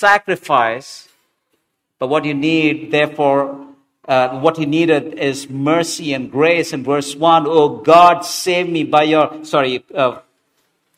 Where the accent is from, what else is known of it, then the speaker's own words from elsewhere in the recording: Hyderabad, Telangana, India; I didn't study Telugu, though I grew up in Hyderabad.